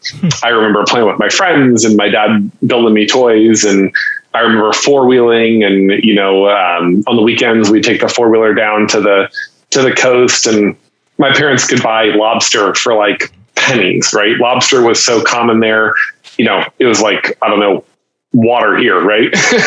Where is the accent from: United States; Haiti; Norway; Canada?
Haiti; So essentially you can say I grew up in Haiti.